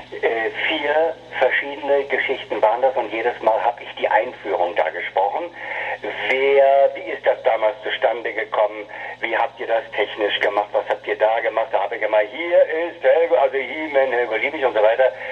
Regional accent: Berlin, Germany; born there; now in Hamburg, Germany; Ich bin gebürtiger Berliner und äh, kam 1900 80, Anfang der 80er Jahre kam ich nach Hamburg

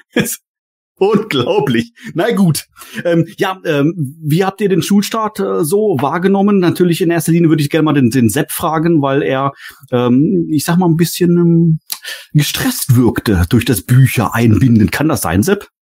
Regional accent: Lower Saxony, Germany; moved away; also born or lived in Baden-Württemberg; Ich, ich komme selber ja auch aus Norddeutschland, zwar nicht ganz so nördlich wie der Gordon, aber in Niedersachsen war das früher

